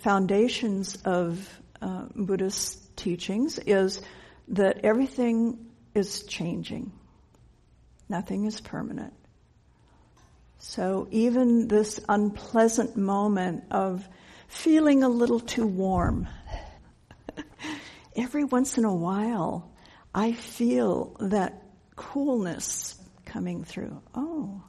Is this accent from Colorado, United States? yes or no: yes; Denver, Colorado, United States; I grew up in Denver